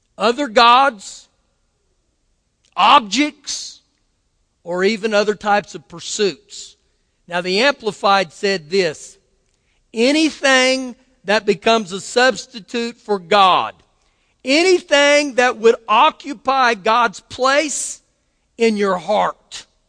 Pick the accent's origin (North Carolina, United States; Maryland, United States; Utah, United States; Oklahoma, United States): Oklahoma, United States; I was born in Oklahoma